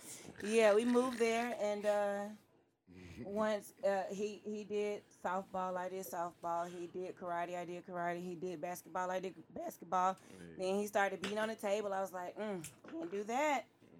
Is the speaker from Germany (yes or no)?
yes; Germany; born there; He was born in Washington. I was born in Germany.